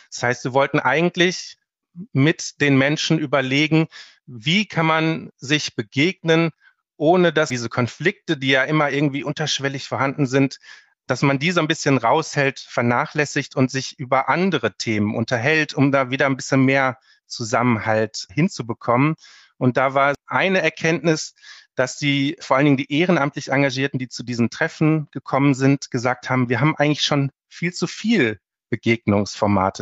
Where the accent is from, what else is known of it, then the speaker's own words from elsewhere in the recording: Herne, North Rhine-Westphalia, Germany; ich bin geboren in Herne und habe immer im Ruhrgebiet gelebt